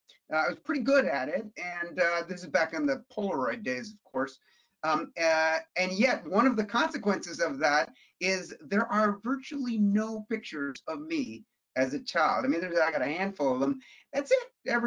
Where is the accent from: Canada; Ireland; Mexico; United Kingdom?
Canada; Toronto, Ontario; we grew up sort of lower middle class. I mean, the teeny little 1100 square foot bungalow that I grew up in Toronto, once we settled down